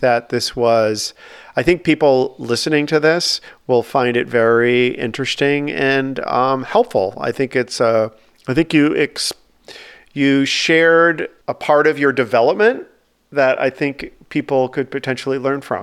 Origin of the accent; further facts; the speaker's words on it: outside of Boston, Massachusetts, United States; my high school that I grew up outside of Boston